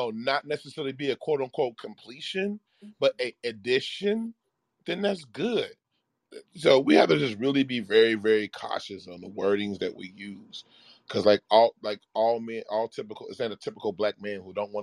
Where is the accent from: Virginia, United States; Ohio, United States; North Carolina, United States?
Ohio, United States; Cincinnati; now in Austin, United States; my favorite radio station growing up in Cincinnati was called 100.9 The Wiz.